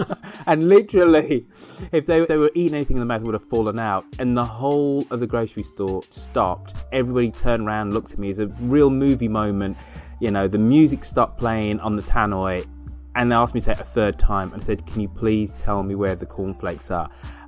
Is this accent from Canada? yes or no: no; United Kingdom; accent: English; moved away as an adult; now in United States; I am British.